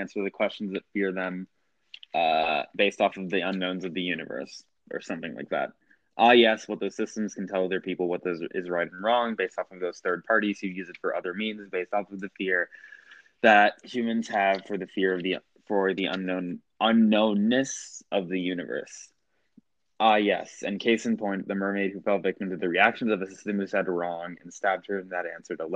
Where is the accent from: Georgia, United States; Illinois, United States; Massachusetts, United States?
Georgia, United States; I'm from Georgia, so I say stuff like neodymium